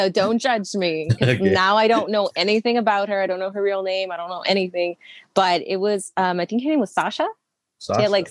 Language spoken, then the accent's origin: English; El Monte, California, United States; I grew up in Los Angeles